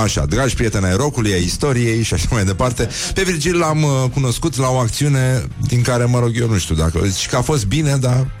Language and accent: Romanian; Brăila, Brăila County, Romania; eu sunt din Brăila